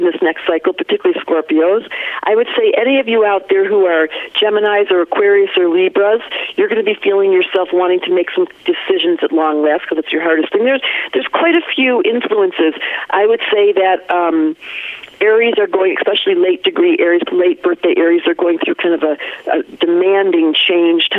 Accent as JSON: {"language": "English", "town": "Detroit", "region": "Michigan", "country": "United States", "tie": "born or raised there", "also_born_or_lived": "Vancouver, Canada / Hawaii", "accent": "Michigan flat thing", "moved": "yes", "lives_now": "Colorado, United States", "said": "I grew up in Detroit"}